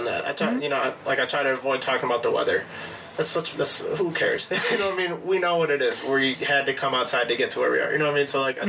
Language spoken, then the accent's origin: English; California, United States; And I'm from California.